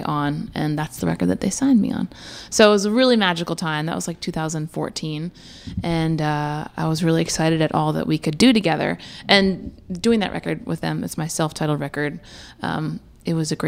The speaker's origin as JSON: {"language": "English", "town": "Downingtown", "region": "Pennsylvania", "country": "United States", "moved": "yes", "lives_now": "Nashville, United States", "said": "Originally from outside of Philadelphia, a little town called Downingtown"}